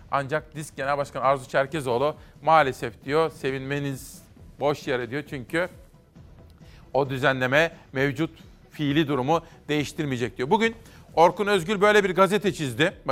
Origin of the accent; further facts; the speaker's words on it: Simav, Kütahya, Turkey; Doğup büyüdüm Simav'da.